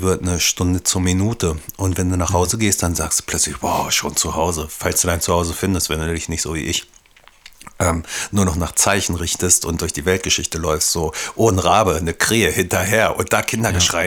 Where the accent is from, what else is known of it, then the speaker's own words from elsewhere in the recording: Devese, Lower Saxony, Germany; also born or lived in Hanover; ich bin in Devese groß geworden, 500 Einwohner damals